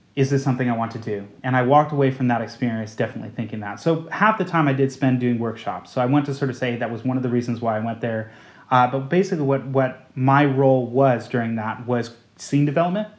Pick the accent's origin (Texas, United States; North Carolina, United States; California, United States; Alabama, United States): California, United States; outside of San Francisco; now in London, United Kingdom; I grew up outside of San Francisco